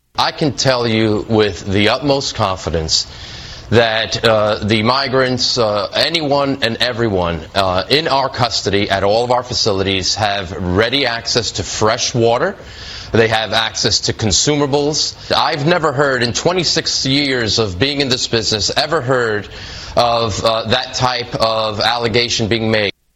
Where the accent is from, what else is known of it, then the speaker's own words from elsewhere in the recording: New York, United States; my home state of New York